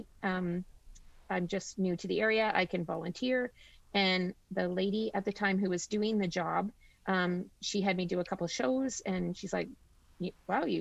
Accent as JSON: {"language": "English", "town": "Flesherton", "region": "Ontario", "country": "Canada", "tie": "born or raised there", "said": "I grew up in Gray County. So I went to school at McPhail. I did my high school at Gray Highlands. So I'm born and raised here."}